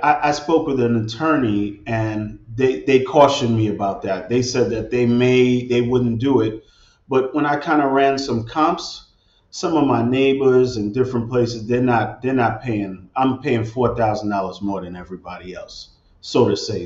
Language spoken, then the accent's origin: English; New York City, New York, United States; moved away as an adult; now in Newark, United States; I'm originally from Brooklyn